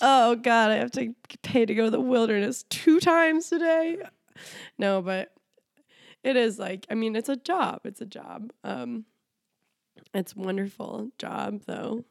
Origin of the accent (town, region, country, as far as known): Minnesota, United States; born or raised there; moved away; also born or lived in India